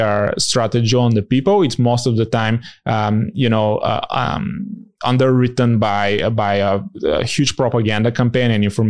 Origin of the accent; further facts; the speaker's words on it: Bulgaria; I come from Bulgaria